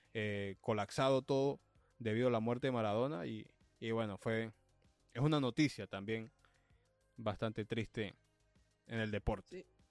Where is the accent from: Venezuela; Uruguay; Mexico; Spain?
Venezuela; El Vigía, Mérida; now in Los Angeles, United States; mi equipo de mi pueblo, el, el Vigía ah. Fútbol Club